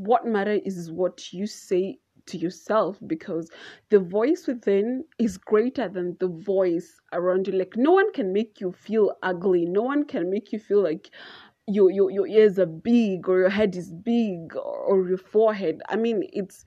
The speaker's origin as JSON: {"language": "English", "town": "Naivasha", "region": "Nakuru County", "country": "Kenya", "said": "I'm from Naivasha"}